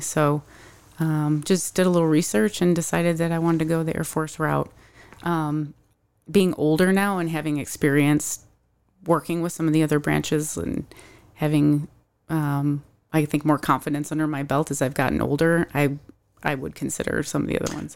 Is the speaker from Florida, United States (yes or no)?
no; Syracuse, New York, United States; moved away as an adult; also born or lived in San Diego / Kansas City; now in Arizona, United States; I am originally from Syracuse, New York, and have been living in Arizona for about four and a half years